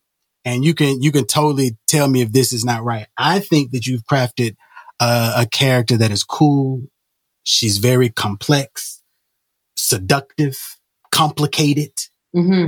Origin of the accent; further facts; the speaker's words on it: Alabama, United States; I'm from Alabama